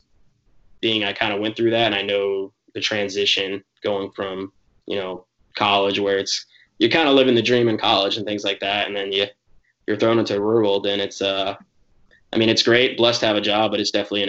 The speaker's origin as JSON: {"language": "English", "town": "Jacksonville", "region": "North Carolina", "country": "United States", "tie": "born or raised there", "also_born_or_lived": "Virginia", "said": "I'm from Jacksonville, North Carolina. I grew up a Marine kid. And so I was born near the military base there, but grew up bouncing between there and Virginia."}